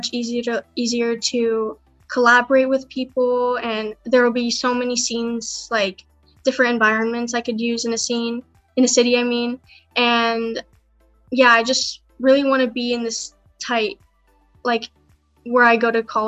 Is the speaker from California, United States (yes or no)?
yes; San Diego, California, United States; I'm from San Diego, California.